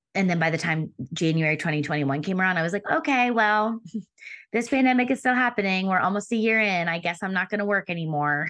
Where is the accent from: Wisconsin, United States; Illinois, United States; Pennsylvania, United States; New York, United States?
Pennsylvania, United States; moved away as an adult; also born or lived in Denver / Philadelphia; We moved from Denver back to, um, Pennsylvania where I'm from, so I could be closer to family